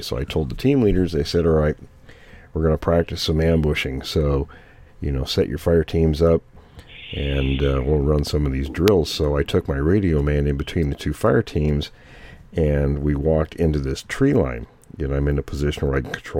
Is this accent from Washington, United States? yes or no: yes; near Fort Lewis, Washington, United States; I grew up near Fort Lewis